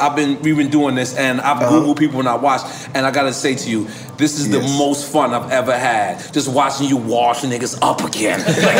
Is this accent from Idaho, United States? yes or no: no; New York, United States; I'm from New York.